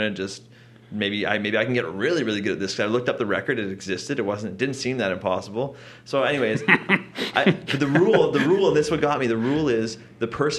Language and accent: English; Langley, British Columbia, Canada; I'm from Langley